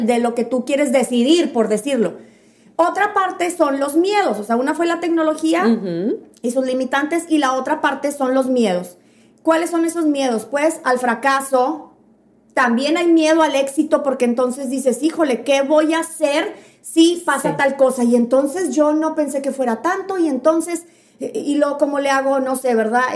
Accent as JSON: {"language": "Spanish", "town": "Piedras Negras", "region": "Coahuila", "country": "Mexico", "said": "somos de Piedras Negras, aquí en Piedras Negras"}